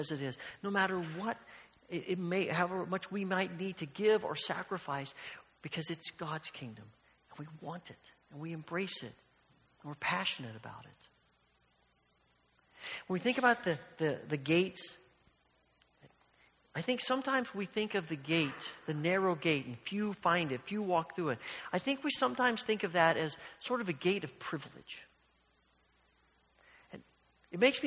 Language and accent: English; Evansville, Indiana, United States; when I was young and I was growing up in Evansville, Indiana